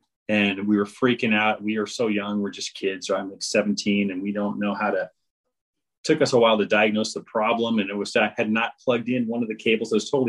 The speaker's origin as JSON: {"language": "English", "town": "Berkeley", "region": "California", "country": "United States", "tie": "born or raised there", "said": "I grew up in the Berkeley, Oakland area, and I went to Cal Berkeley"}